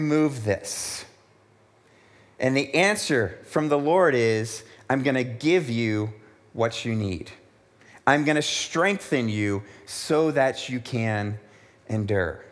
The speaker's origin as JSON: {"language": "English", "country": "United States", "tie": "born or raised there", "also_born_or_lived": "South Africa", "moved": "as an adult", "said": "growing up in America where life was generally good"}